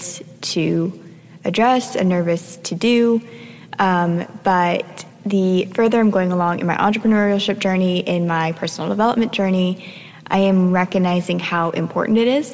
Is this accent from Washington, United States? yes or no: no; South Florida, United States; I grew up in South Florida